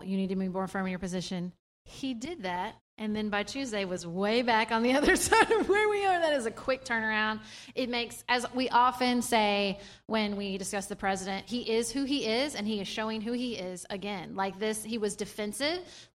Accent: Paducah, Kentucky, United States; there's now petitions in my hometown to take down many of the Confederate memorials around Paducah.

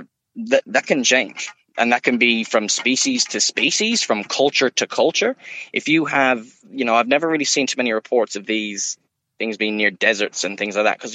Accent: Ireland; now in Woodridge, Australia; I'm from Ireland and I've been all over.

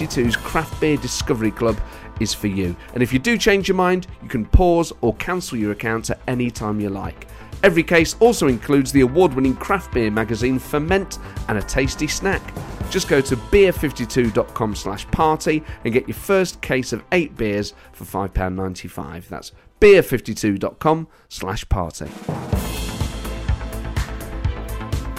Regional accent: Nottingham, East Midlands, United Kingdom; I was born in 82, grew up in the inner city of Nottingham.

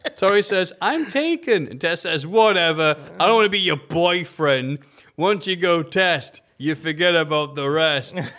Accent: England, United Kingdom; We're English

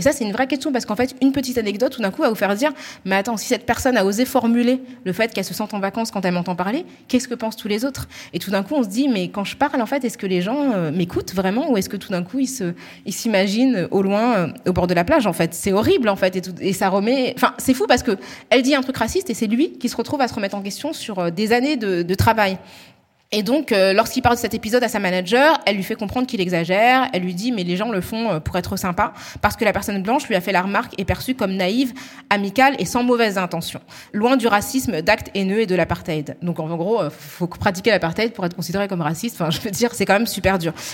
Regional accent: Île-de-France, France; accent: Parisian; ils ne le parlent pas avec notre accent parisien, parce qu'en fait, on n'est que 10 millions de franciliens à avoir cet accent-là. Donc, c'est vrai que nous, on a un accent aussi qui est hyper marqué.

